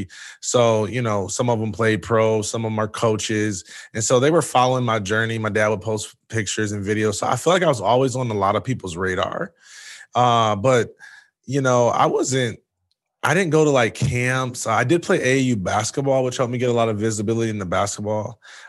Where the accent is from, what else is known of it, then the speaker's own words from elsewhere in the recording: Jackson, Michigan, United States; I'm originally from Jackson, Michigan.